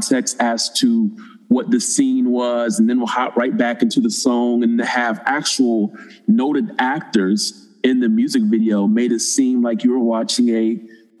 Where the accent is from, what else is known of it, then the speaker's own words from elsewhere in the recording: Springfield, Ohio, United States; from my hometown of Springfield, Ohio.